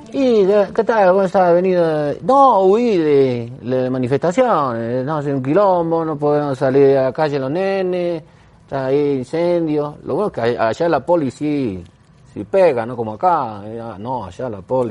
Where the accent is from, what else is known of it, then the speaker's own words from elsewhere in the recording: Argentina; yo soy argentino, no, yo no sé ni hablar catalán